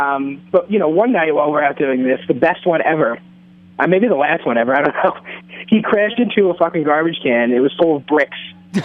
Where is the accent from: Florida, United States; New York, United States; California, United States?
New York, United States; Long Island; now in Brooklyn, United States; We grew up on Long Island